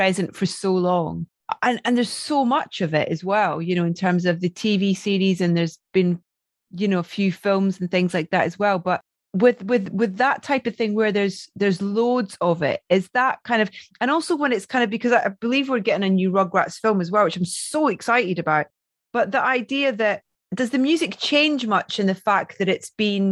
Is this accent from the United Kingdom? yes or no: yes; near St Andrews, Scotland, United Kingdom; I grew up in really near St. Andrews